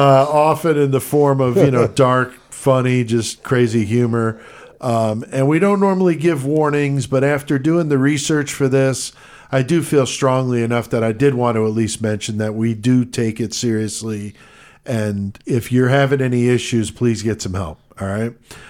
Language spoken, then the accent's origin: English; New York, United States; born there; now in Illinois, United States; I was born in the Bronx, yeah.